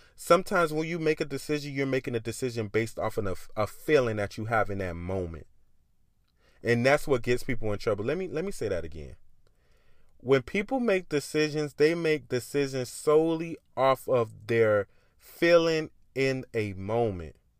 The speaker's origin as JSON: {"language": "English", "town": "Miami", "region": "Florida", "country": "United States", "tie": "born or raised there", "said": "I grew up in Miami. I grew up in the hood."}